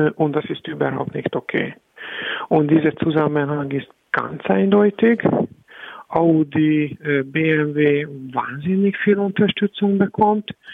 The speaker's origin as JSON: {"language": "German", "country": "Hungary", "second_language": "German", "moved": "as an adult", "lives_now": "Berlin, Germany", "said": "habe ich meine Heimat verloren"}